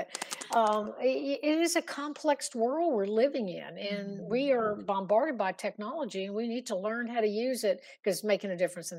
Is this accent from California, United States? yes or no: no; Virginia, United States; Yeah, I'm from Virginia.